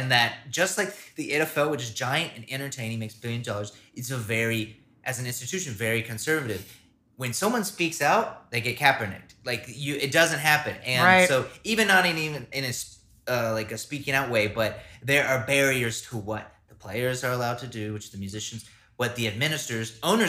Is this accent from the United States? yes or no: yes; Hickory, North Carolina, United States; I'm going to start in my hometown.